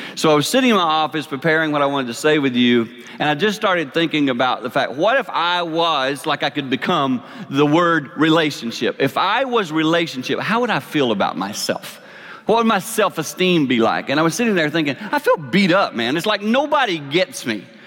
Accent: Six Mile, South Carolina, United States; I grew up in a little town called Six Miles, South Carolina. I know y'all can hear my accent

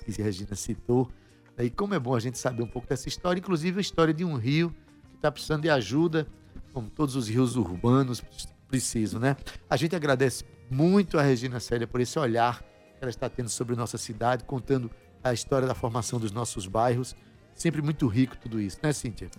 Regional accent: João Pessoa, Paraíba, Brazil; Eu que sou do bairro de Jaguaribe

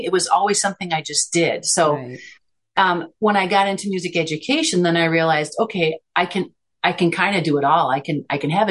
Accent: Chicago, Illinois, United States; moved away; My childhood growing up in Chicago

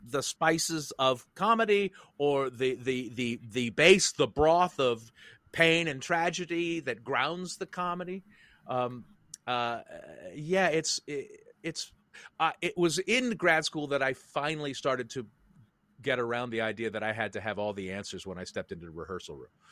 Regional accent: San Francisco, California, United States; I was born in San Francisco, grew up there

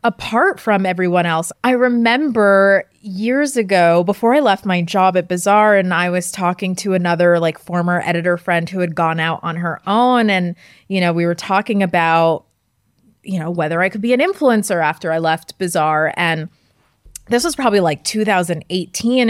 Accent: Westchester County, New York, United States; I grew up in Westchester County, just an hour outside the city.

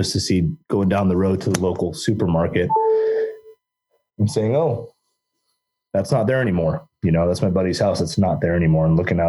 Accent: Oregon, United States; Just here in my hometown, you know, I reside here in Southern Oregon.

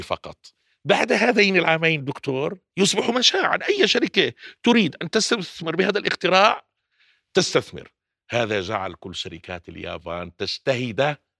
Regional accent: Jordan; عندنا بالأردن

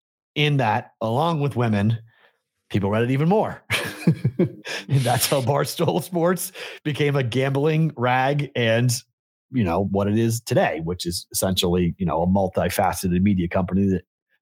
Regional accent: Massachusetts, United States; I grew up on the North Shore of Boston.

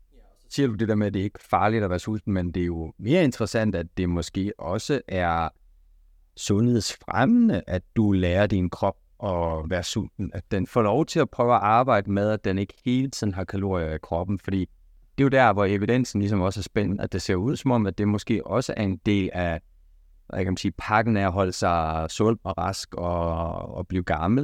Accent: Denmark; vi danskere

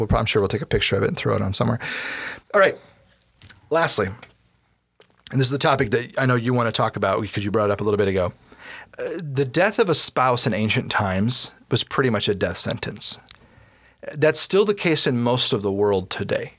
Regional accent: United States; as an American reader slash listener

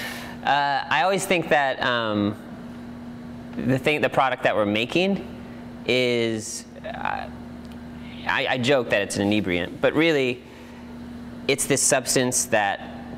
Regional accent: Santa Clarita, California, United States; moved away as an adult; also born or lived in Portland, Oregon; now in Oregon, United States; I was born and raised in Santa Clarita. It's like basically the northernmost suburb of Los Angeles.

